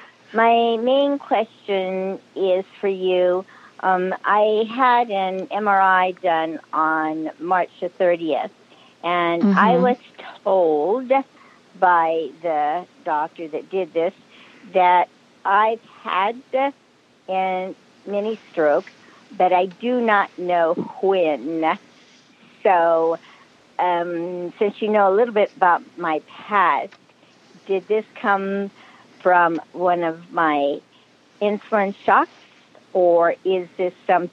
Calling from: Antioch, California, United States; I'm calling in from Antioch, California.

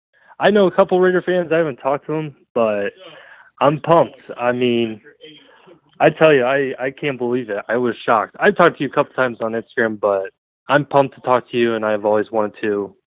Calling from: Ohio, United States; … from Ohio.

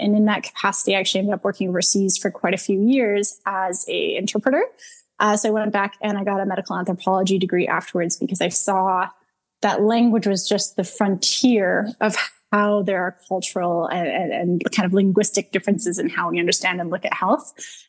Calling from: Calgary, Alberta, Canada; I'm calling from Calgary, Alberta.

